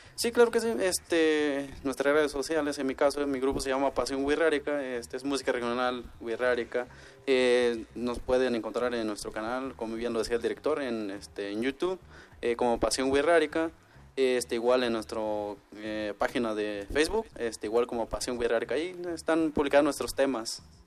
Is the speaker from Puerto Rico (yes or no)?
no; Wixárika territory, Mexico; pertenecientes a la, comunidad wixárika